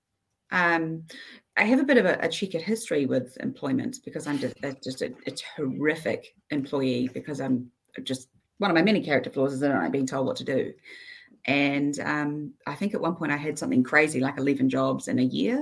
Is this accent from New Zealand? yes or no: yes; Queenstown, Otago, New Zealand; also born or lived in Isle of Man / Dunedin; I grew up in Queenstown, where I went through all of my schooling